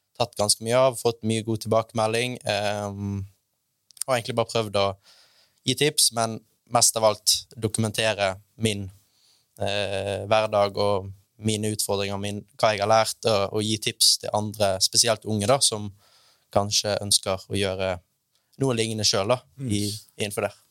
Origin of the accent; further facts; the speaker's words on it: Bergen, Vestland, Norway; jeg er fra Bergen